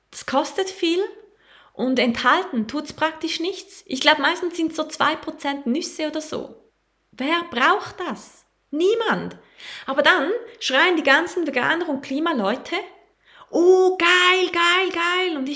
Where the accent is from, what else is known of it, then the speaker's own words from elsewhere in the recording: Costa Rica; Ich komme aus Costa Rica.